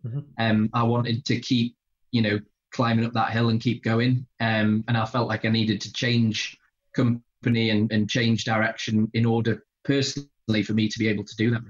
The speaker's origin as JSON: {"language": "English", "town": "Pontefract", "region": "Yorkshire and the Humber", "country": "United Kingdom", "tie": "born or raised there", "moved": "as an adult", "lives_now": "North East England, United Kingdom", "said": "I grew up in uh, in Pontefract in West Yorkshire"}